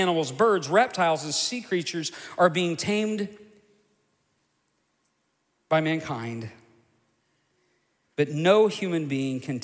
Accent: United States; we face as American Christians

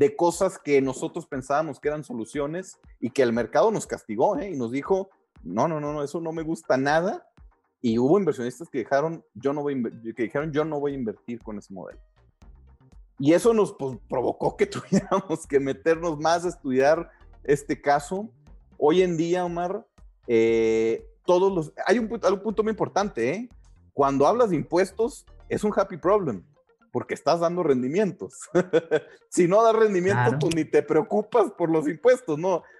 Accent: Mexico; nosotros como mexicanos

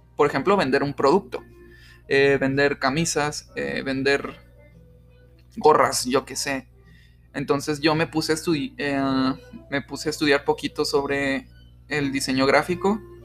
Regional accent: Mexico; somos mexicanos

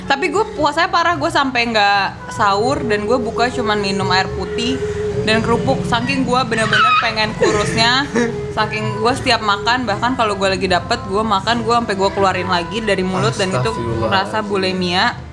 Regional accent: North Sumatra, Indonesia; Ya pipi, tulang pipi gue gede dan gue orang Batak.

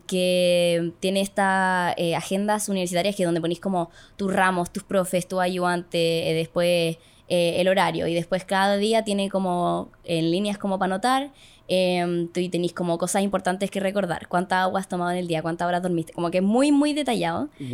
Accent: Calera de Tango, Santiago Metropolitan Region, Chile; yo vivía, cuando era chica, vivía en Calera de Tango

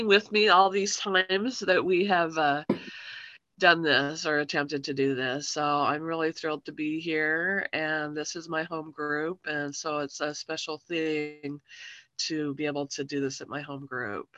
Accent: Salt Lake City, Utah, United States; I grew up in Salt Lake City, Utah in the 80s

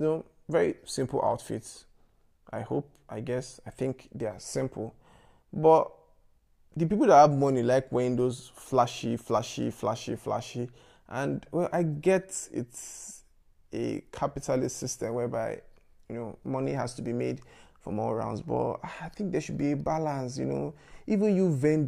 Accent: Lagos, Nigeria; I grew up in Yaba

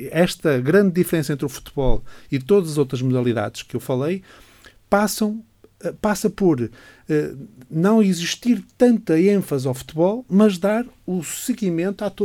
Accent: Braga, Portugal; also born or lived in Porto; nasci em Braga, sim.

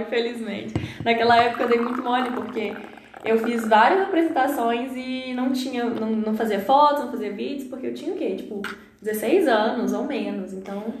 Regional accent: Lamim, Minas Gerais, Brazil; moved away; Eu sou natural da cidade de Lamim, Minas Gerais interior

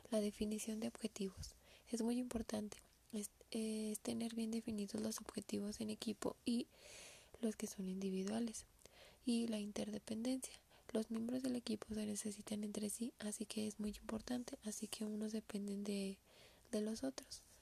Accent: Aguascalientes, Mexico; soy del estado de Aguascalientes

